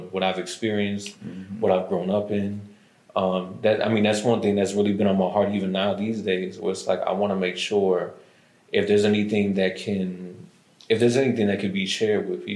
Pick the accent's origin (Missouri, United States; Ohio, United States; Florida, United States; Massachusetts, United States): Ohio, United States; Lorain; moved away as an adult; now in Atlanta, United States; I grew up in Lorain, around 30th and Globe